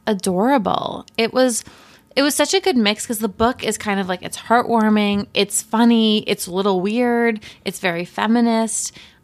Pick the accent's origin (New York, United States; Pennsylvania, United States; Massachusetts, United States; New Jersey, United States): Massachusetts, United States; Dennis; moved away; Dennis, which is my hometown.